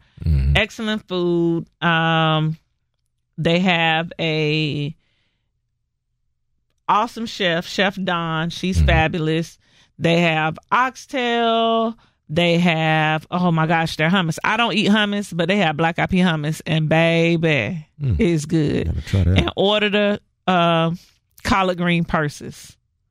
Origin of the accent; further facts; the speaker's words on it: Central Florida, United States; I am from Florida, from Central Florida